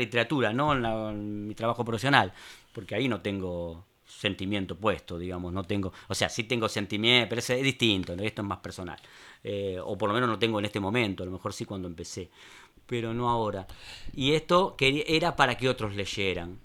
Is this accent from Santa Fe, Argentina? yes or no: no; Buenos Aires, Argentina; also born or lived in Caballito, Buenos Aires; Yo nací en Palermo Viejo.